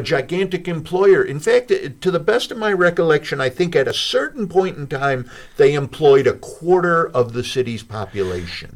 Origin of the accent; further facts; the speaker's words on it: Chicago, Illinois, United States; now in Bloomington, United States; I grew up in a bungalow in Chicago